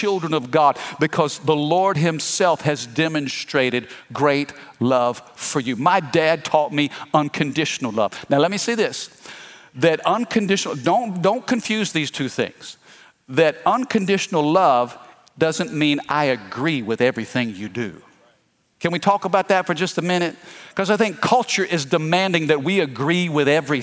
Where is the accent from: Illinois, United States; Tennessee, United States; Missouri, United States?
Missouri, United States; Fredericktown; now in Baton Rouge, United States; I'm from Missouri. I'm from the Midwest. I'm from a little farming community called Fredericktown.